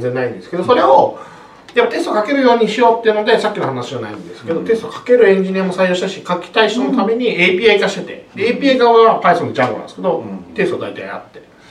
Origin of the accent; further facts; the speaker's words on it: Hiroshima, Japan; 僕広島出身なんですけど